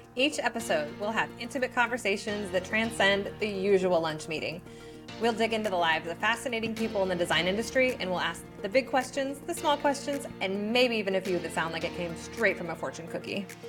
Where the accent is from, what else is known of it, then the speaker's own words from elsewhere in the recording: Norman, Oklahoma, United States; moved away as an adult; also born or lived in Texas; now in Austin, United States; originally, I'm from Oklahoma, Norman.